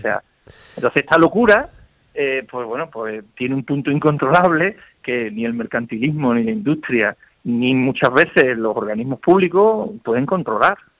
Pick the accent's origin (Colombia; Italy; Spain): Spain; Seville, Andalusia; como sevillanos que somos